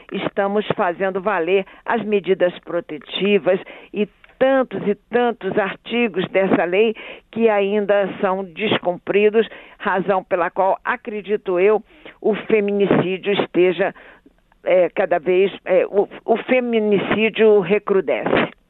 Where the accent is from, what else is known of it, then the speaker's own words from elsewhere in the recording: Rio de Janeiro, Brazil; moved away as an adult; also born or lived in Amazon; now in Brasília, Brazil; eu sou carioca da gema